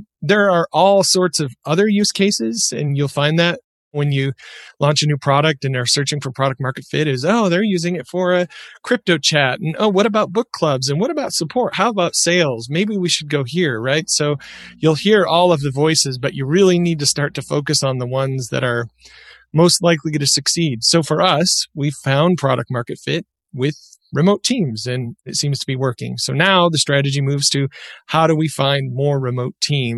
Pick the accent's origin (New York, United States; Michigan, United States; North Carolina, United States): Michigan, United States; now in Utah, United States; I used to make pickles with my dad growing up in Michigan. And when I moved to Utah